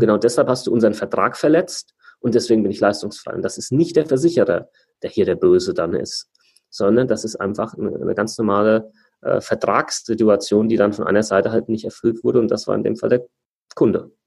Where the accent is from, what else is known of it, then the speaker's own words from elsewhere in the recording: Germany; Bei uns in Deutschland